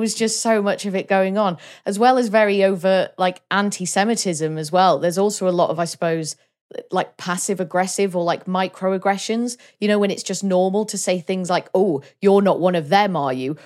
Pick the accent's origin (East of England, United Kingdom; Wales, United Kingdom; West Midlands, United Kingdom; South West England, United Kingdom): Wales, United Kingdom; as a Welsh person, like, I like the fact I'm Welsh and I love Wales